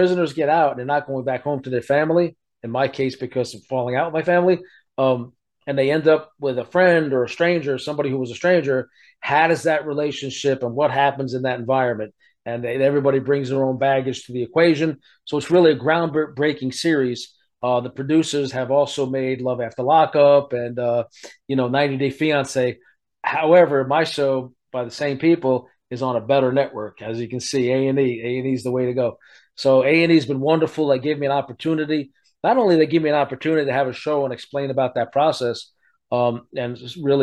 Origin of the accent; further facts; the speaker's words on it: New York City, New York, United States; moved away as an adult; also born or lived in South Florida / California / Las Vegas; now in Elkhart, United States; I'm a New York City guy, born and raised in Brooklyn